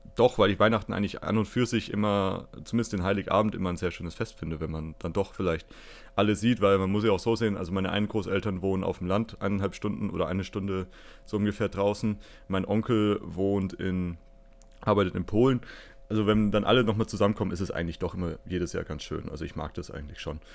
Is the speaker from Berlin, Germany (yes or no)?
no; Fürth, Bavaria, Germany; ich komme aus Fürth